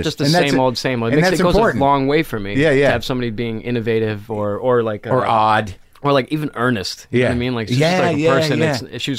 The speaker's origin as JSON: {"language": "English", "region": "Rhode Island", "country": "United States", "tie": "born or raised there", "also_born_or_lived": "Riverside, Rhode Island / Rumford, Rhode Island / North Providence, Rhode Island / San Francisco", "moved": "as an adult", "lives_now": "Los Angeles, United States", "said": "I grew up in Rhode Island."}